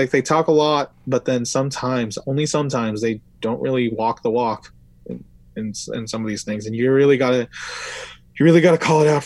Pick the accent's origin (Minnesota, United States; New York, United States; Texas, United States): New York, United States; Brooklyn; Hey, I'm from Brooklyn, uh, same place as